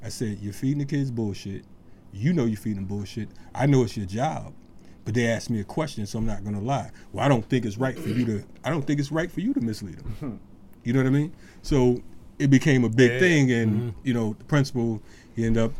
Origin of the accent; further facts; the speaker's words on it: Bridgeport, Connecticut, United States; I'm from Bridgeport, Connecticut.